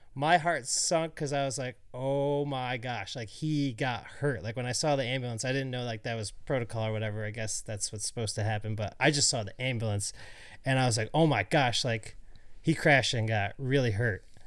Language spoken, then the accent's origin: English; Syracuse, New York, United States; I grew up in Syracuse